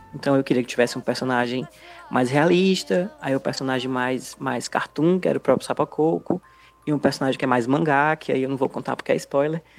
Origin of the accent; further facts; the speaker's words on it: Aracati, Ceará, Brazil; quando eu era criança no Aracati